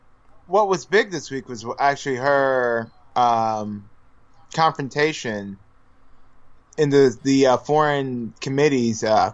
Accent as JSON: {"language": "English", "region": "California", "country": "United States", "said": "I'm from California. Everyone in California listens to …, …."}